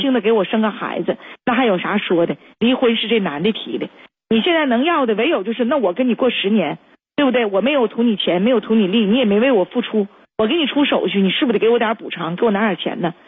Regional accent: Shenyang, Liaoning, China; I'm东北这嘎达哈

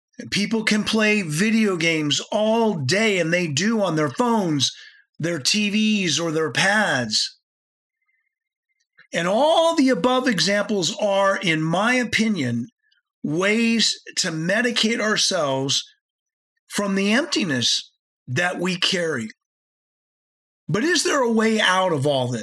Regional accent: United States; I'm speaking as an American

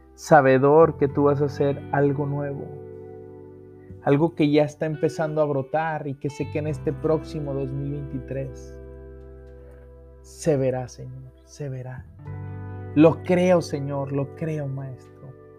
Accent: Mexico; En México somos bendecidos tener capillas de adoración perpetua.

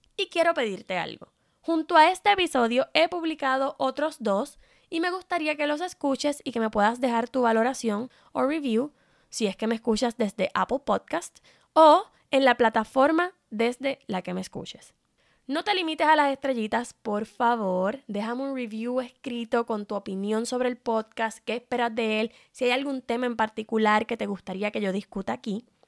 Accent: Puerto Rico; soy puertorriqueña

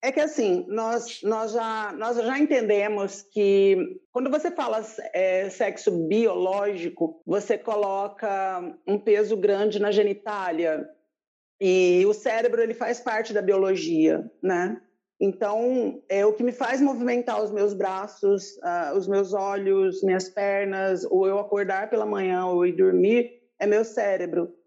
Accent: Paraná, Brazil; now in Paulínia, Brazil; Eu sou do Paraná

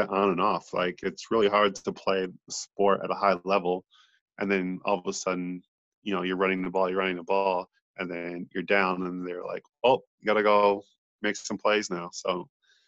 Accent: Minnesota, United States; now in Australia; I'm actually from Minnesota. I live in Australia now

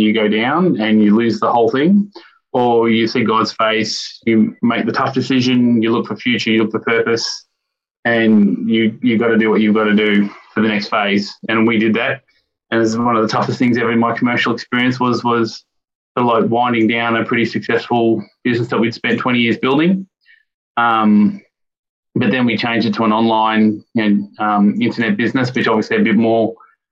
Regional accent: Victoria, Australia; also born or lived in Melbourne; born and bred in Victoria, and grown up in a strong Christian home all my life. Grew up in around Wandon as a young kid

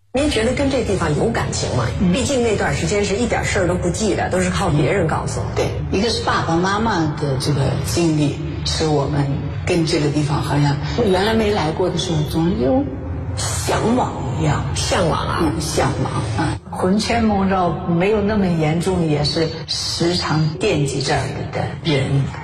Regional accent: Malan Village, Hebei, China; moved away; 我的故乡，我出生的地方，而且养育我的地方

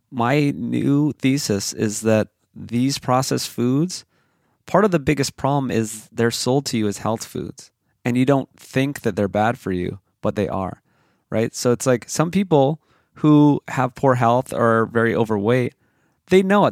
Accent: Hawaii, United States; I grew up in Hawaii

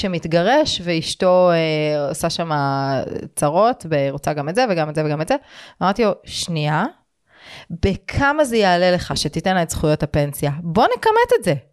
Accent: Israel

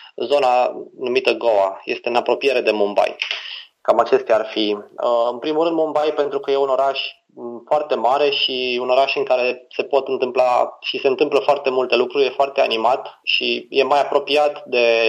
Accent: Romania; ca și român, mă privesc ca pe un alb

